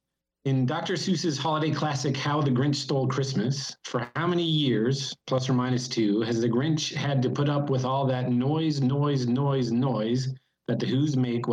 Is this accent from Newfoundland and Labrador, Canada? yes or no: yes; Gander, Newfoundland and Labrador, Canada; I grew up in Newfoundland, and I was born in Gander, Newfoundland, where the musical was set.